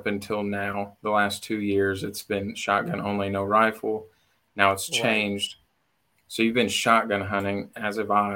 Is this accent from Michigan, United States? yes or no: no; Southern Indiana, United States; moved away as an adult; now in Kentucky, United States; I was born and raised in Southern Indiana, moved to Kentucky 2 years ago